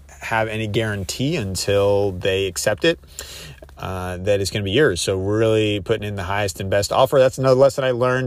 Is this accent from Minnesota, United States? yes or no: no; Columbus, Ohio, United States; my driving for dollars has been in Columbus, which is about an hour away, and that's my hometown.